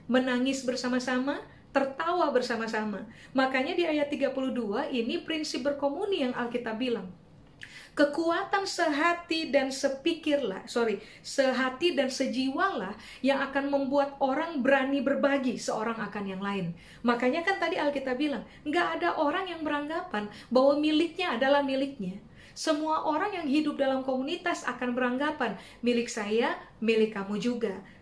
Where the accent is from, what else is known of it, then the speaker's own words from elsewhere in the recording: Ambon, Maluku, Indonesia; Di kalangan orang Maluku, saya orang Ambon Pak Ibu, di kalangan orang Maluku uh, ada statement begini, ale rasa, beta rasa, yang Anda rasa, saya juga rasa.